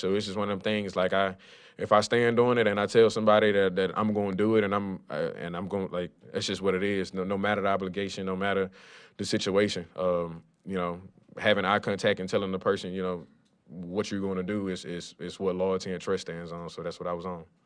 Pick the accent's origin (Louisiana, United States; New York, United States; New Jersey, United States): Louisiana, United States; Lafayette; I grew up in Lafayette, Louisiana.